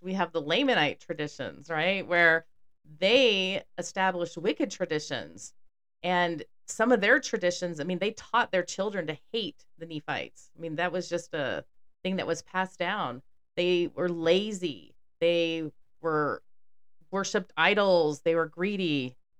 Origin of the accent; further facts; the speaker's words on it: Houston, Texas, United States; growing up in Texas